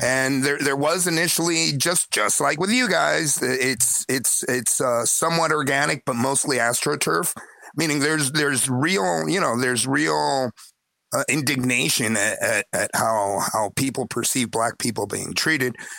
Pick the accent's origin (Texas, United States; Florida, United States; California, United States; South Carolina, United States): Florida, United States; Miami; moved away as an adult; now in Chile; I'm an expat from Miami in Chile.